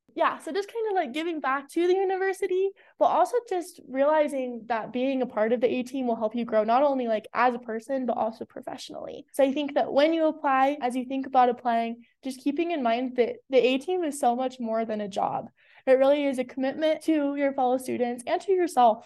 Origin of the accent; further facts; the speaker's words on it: South Jordan, Utah, United States; I am from South Jordan, Utah